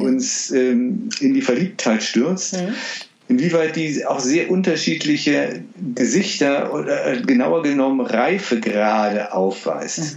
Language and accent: German; Düsseldorf, North Rhine-Westphalia, Germany; ich bin in Düsseldorf aufgewachsen